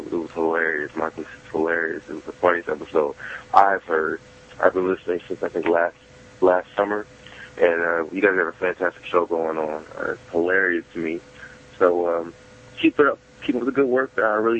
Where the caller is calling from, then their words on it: Detroit, Michigan, United States; I'm calling from Detroit, Michigan